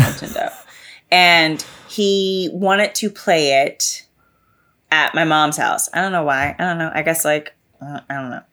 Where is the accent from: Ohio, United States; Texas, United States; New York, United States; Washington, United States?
Texas, United States; I'm from Texas